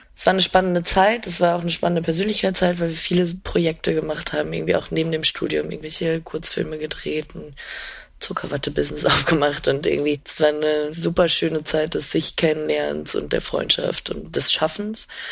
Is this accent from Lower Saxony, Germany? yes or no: yes; Emsland, Lower Saxony, Germany; also born or lived in Mecklenburg-Vorpommern; ich bin in einem Dorf im Emsland aufgewachsen, beziehungsweise Mecklenburg-Vorpommern und dann im Emsland